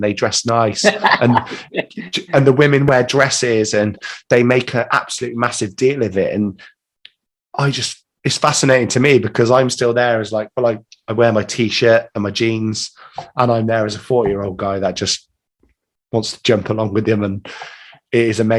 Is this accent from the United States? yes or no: no; England, United Kingdom; I'm English